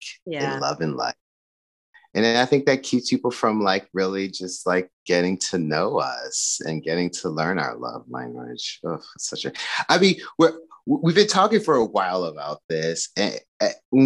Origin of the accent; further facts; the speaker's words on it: United States; growing up as an American